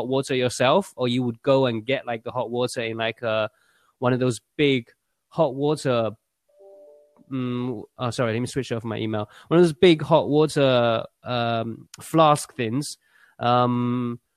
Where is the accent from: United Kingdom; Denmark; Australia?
United Kingdom; Essex, East of England; English is a second language; also born or lived in Yangling, Shaanxi, China / Xi'an, China; I was born in China. And I moved to the UK when I was 9 years old, and I've been since, yeah. I actually grew up in Essex. I'm an Essex boy